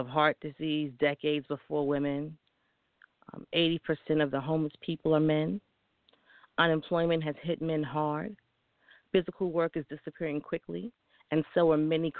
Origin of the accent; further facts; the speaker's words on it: New York, United States; a young woman growing up in New York